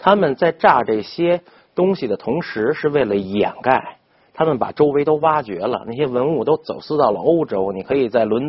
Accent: China; 这个这对于我们中国人来说小 case 呀， 不就是光线的问题吗？

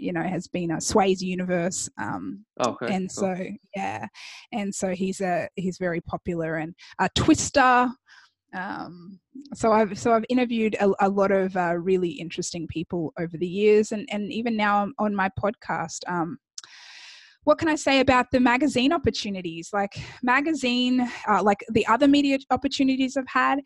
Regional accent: Australia; moved away as an adult; also born or lived in Chicago, United States; now in Miami, United States; me growing up in Australia

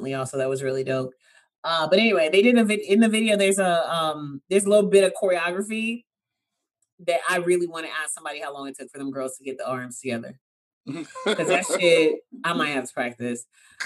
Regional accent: the South, United States; I'm from the South

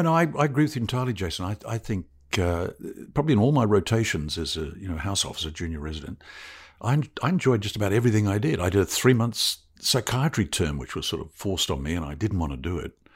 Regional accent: Christchurch, Canterbury, New Zealand; moved away as an adult; also born or lived in Otago; now in Victoria, Australia; My mother's Australian, but my father's a Kiwi, and I was born in Christchurch. New Zealand's a lovely place to grow up

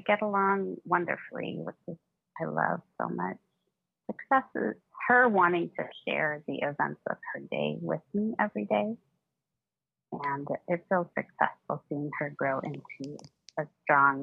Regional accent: San Francisco Bay Area, California, United States; I'm from San Francisco Bay Area in California

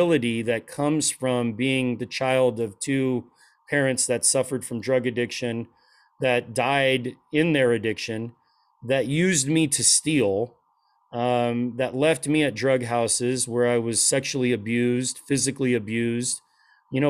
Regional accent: Portland, Oregon, United States; now in Phoenix area (Valley of the Sun), United States; everybody else looked like a hippie biker, you know, where I grew up in Portland.

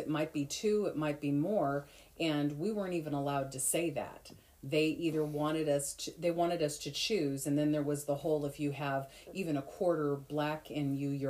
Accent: Detroit, Michigan, United States; My mom had a little bit of that because, you know, I'm from Detroit.

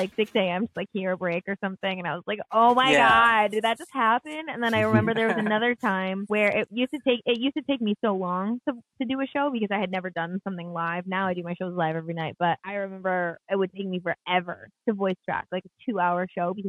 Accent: Michigan, United States; I'm from Michigan originally

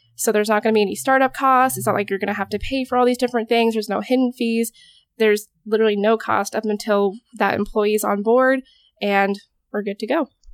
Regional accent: Alaska, United States; moved away as an adult; also born or lived in Corvallis, Oregon; now in Oregon, United States; I went through community college back home. I'm originally from Alaska

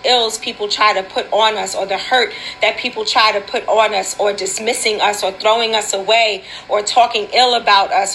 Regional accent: New York City, New York, United States; We were raised together in Wagner Projects

